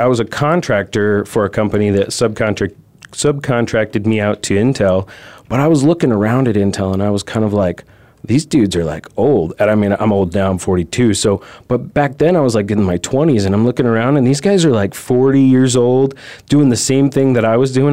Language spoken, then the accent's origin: English; California, United States; moved away as an adult; now in Arizona, United States; I'm originally from California, so I moved to Arizona